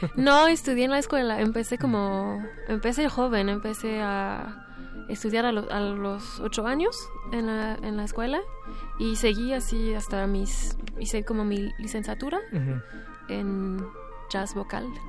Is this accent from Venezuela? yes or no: no; Montreal, Quebec, Canada; Spanish is a second language; moved away; yo nací en Montreal